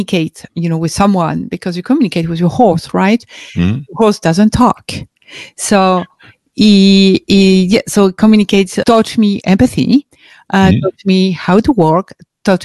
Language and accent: English; France; English is a second language; I was born and raised in France